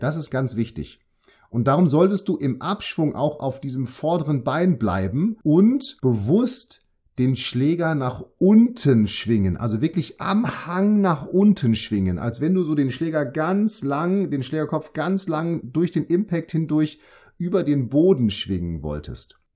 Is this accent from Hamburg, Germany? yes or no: no; Münster, North Rhine-Westphalia, Germany; now in Bremen, Germany; ich komme aus Münster, ich arbeite jetzt in Bremen